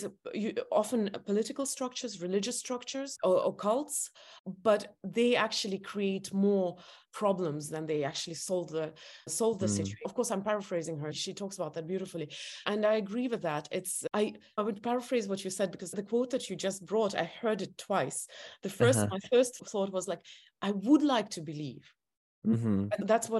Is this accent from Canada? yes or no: no; Estonia; English is a second language; I come from Estonia.